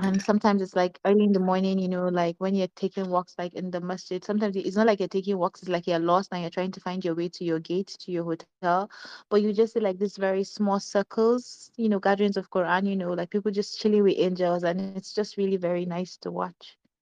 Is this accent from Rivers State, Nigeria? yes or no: no; Lagos, Nigeria; also born or lived in Kaduna / Kogi State; I was born in Kaduna. Mm-hmm. I grew up in Lagos. I'm from Kogi State.